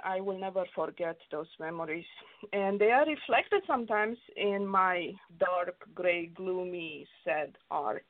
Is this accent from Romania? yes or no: yes; Romania; now in Los Angeles, United States; growing up in Romania, it was tough because I grew up uh, during the communist regime.